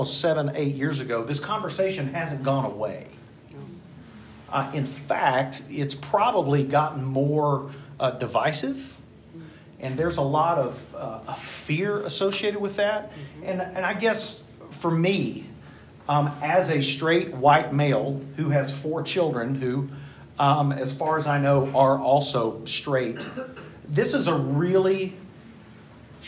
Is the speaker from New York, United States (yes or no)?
no; Tullahoma, Tennessee, United States; my church growing up in Tullahoma, Tennessee